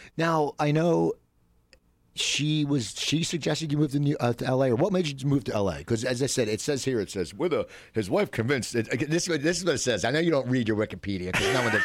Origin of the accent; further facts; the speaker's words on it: near Philadelphia, Pennsylvania, United States; also born or lived in North Hollywood; now in Los Angeles, United States; me growing up near Philadelphia